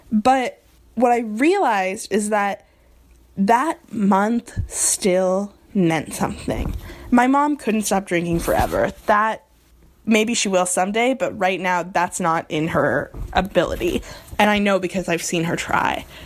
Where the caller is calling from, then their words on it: New York, United States; also born or lived in Nebraska; I'm calling from New York by way of Nebraska.